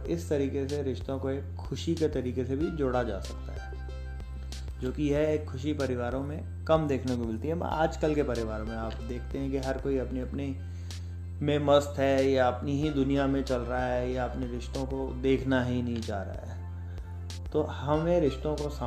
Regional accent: Jaipur, Rajasthan, India; और जैसा कि हर बार मैं बताता आ रहा हूँ कि मैं जयपुर राजस्थान से बिलोंग करता हूँ

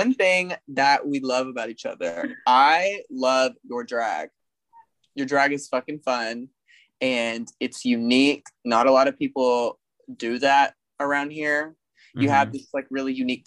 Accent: Black Oak, Arkansas, United States; also born or lived in Jonesboro, Arkansas; I grew up in Black Oak, Arkansas

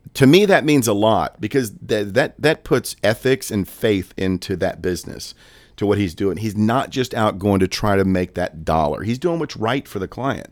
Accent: Daytona Beach, Florida, United States; moved away as an adult; now in Lynchburg, United States; I worked in law enforcement in the Daytona Beach area for twenty-two years, born and raised there

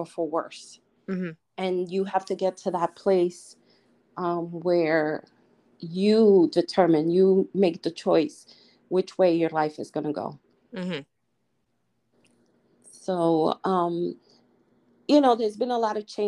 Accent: New York City, New York, United States; moved away as an adult; I came from the Lower East Side of Manhattan

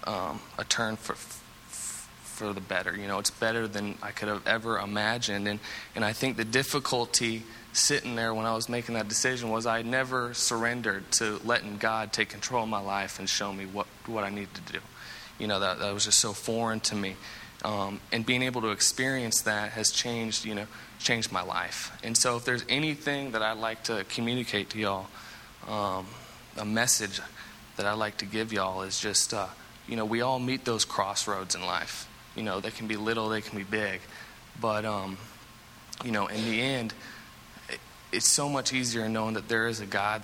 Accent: Seattle, Washington, United States; now in Statesboro, United States; I'm from Seattle, Washington originally, you know, so I'm a long way from home.

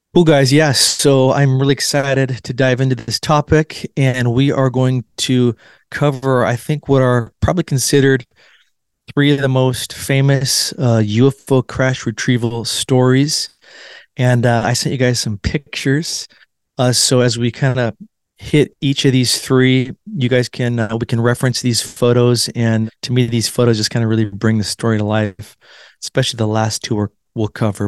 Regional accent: Washington, United States; June 1947 in Washington State, my home state.

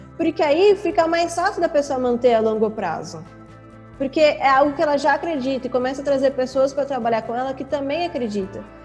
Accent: São Paulo, Brazil; moved away as an adult; now in Belo Horizonte, Brazil; Eu sou de São Paulo, vim pra cá pra trabalhar nele

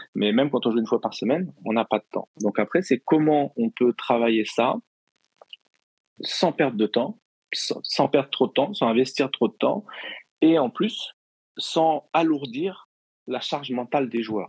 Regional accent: Normandy, France; je suis normand.

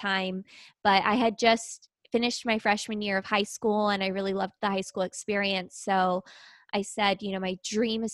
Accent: Southern California, United States; I grew up in Southern California

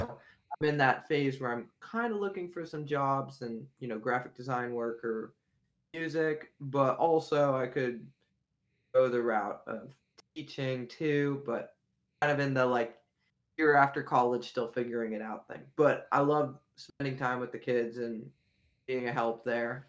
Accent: Beaver Falls, Pennsylvania, United States; most of my formative years were in Beaver Falls, Pennsylvania, which is near Pittsburgh

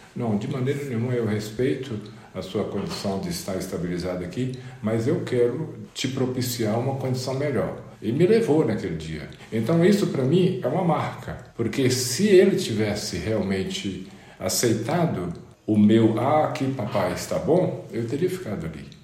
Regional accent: Mirabela, Minas Gerais, Brazil; Eu nasci em Mirabela. Mirabela é uma pequena cidade no interior de Minas Gerais, especificamente no norte de Minas Gerais

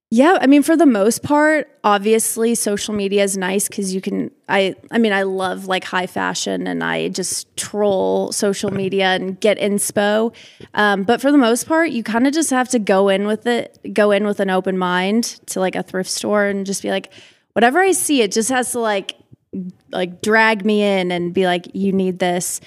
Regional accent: Omaha, Nebraska, United States; I'm from Omaha, Nebraska.

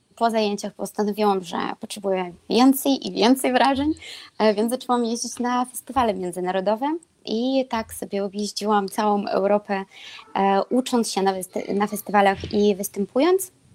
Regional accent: Belarus; Polish is a second language; moved away as an adult; also born or lived in Lublin, Poland; now in Kraków, Poland; jestem z Białorusi

